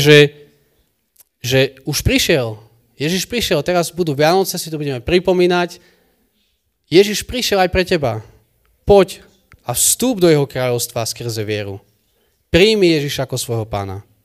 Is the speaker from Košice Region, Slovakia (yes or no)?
yes; Michalovce, Košice Region, Slovakia; u nás v Michalovciach